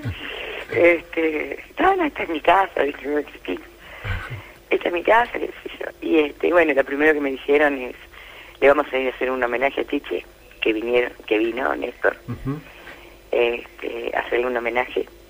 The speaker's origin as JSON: {"language": "Spanish", "town": "Las Flores", "region": "Buenos Aires Province", "country": "Argentina", "said": "yo soy de las Flores"}